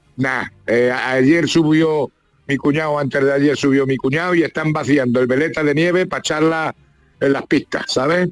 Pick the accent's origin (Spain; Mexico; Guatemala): Spain; Ciudad Real, Castilla-La Mancha; me dieron un premio allí en mi pueblo, en Ciudad Real